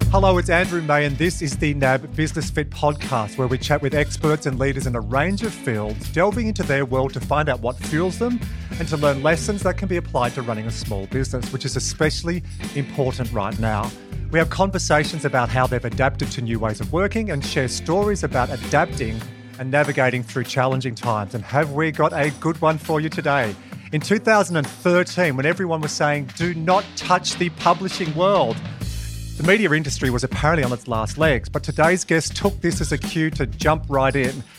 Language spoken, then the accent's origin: English; Dubbo, New South Wales, Australia; I'm from Dubbo, or I finished school in Dubbo